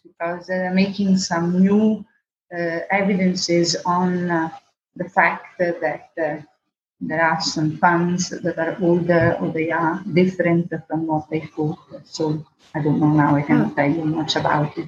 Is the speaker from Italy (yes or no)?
yes; Venice, Veneto, Italy; also born or lived in Tilford, England; my parents came back to Venice because my father was a gondolier